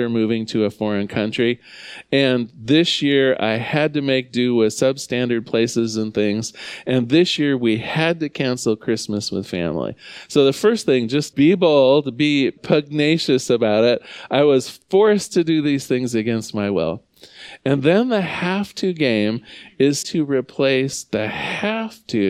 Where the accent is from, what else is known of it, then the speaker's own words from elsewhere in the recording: United States; I love being an American